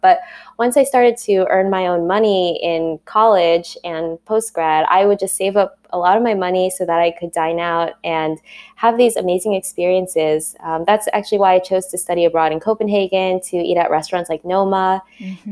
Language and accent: English; New York City, New York, United States; I was born and raised in Queens, in Flushing, and grew up there my whole life till I went to college